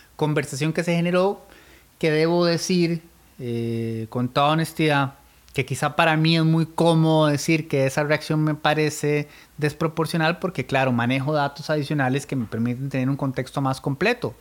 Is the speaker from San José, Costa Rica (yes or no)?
no; Turrialba, Cartago, Costa Rica; soy de Turrialba